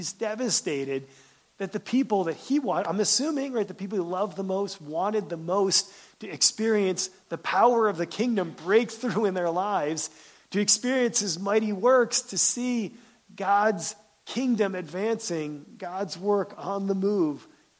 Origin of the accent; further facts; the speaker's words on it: Pennsylvania, United States; now in Michigan, United States; I'm glad I moved from Pennsylvania. I live in Michigan now because I don't have any family around here.